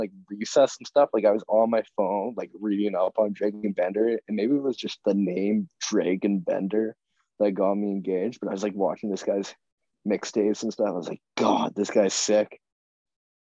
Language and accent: English; Saskatoon, Saskatchewan, Canada; we're all from Saskatoon. We all know the Blades